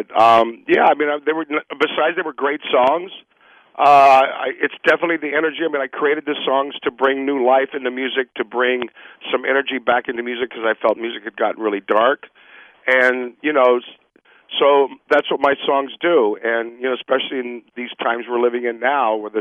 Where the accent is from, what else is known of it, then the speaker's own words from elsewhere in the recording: Miami, Florida, United States; I grew up in Miami